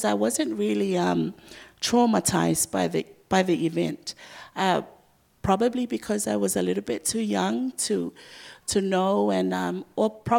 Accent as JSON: {"language": "English", "country": "Samoa", "tie": "born or raised there", "also_born_or_lived": "Dunedin, New Zealand", "said": "I grew up with her in Samoa"}